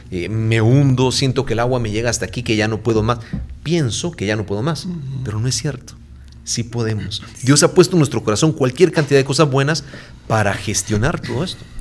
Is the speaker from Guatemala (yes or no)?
yes; Guatemala; moved away as an adult; now in San Salvador, El Salvador; soy guatemalteco.